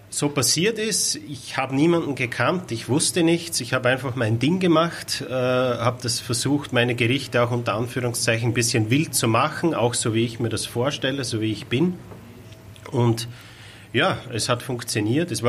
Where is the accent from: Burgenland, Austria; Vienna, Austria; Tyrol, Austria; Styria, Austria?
Styria, Austria; ich komme aus Österreich, aus der Steiermark. Äh, der Weg von der Steiermark nach Hamburg bin ich selbst mit dem Auto gefahren.